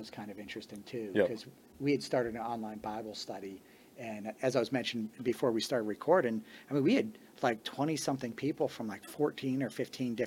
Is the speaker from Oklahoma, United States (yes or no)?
no; Connecticut, United States; also born or lived in Washington, Pennsylvania; now in Shelbyville, United States; if people ask where I'm from, I always tell them Connecticut, though I was born in Pennsylvania. Grew up in Connecticut